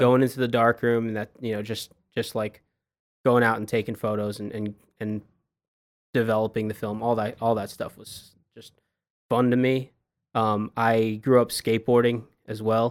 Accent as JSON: {"language": "English", "area": "Long Island", "region": "New York", "country": "United States", "tie": "born or raised there", "also_born_or_lived": "Boston, Massachusetts / Washington D.C.", "moved": "as an adult", "lives_now": "Dallas, United States", "said": "I grew up in Long Island, New York"}